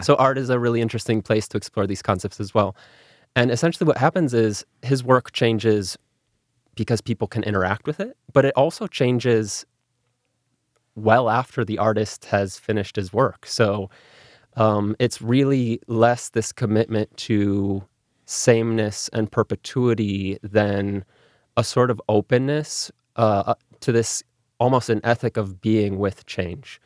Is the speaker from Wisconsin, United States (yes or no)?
yes; Milwaukee, Wisconsin, United States; first language English; I grew up in Milwaukee in an English language household